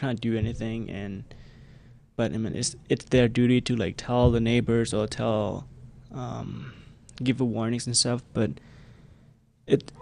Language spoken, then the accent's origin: English; Cambodia; English is a second language; we are coming from the Khmer Rouge regime